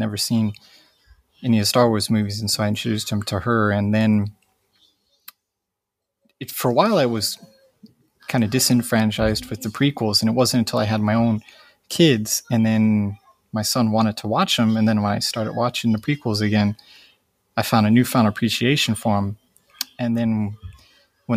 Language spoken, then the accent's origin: English; Joliet, Illinois, United States; now in Akiruno, Japan; I was born in Joliet.